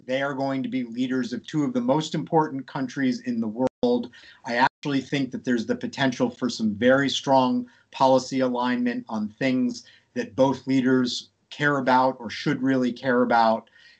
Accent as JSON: {"language": "English", "town": "Scranton", "region": "Pennsylvania", "country": "United States", "tie": "born or raised there", "said": "I grew up in Scranton, Pennsylvania, where Biden is from."}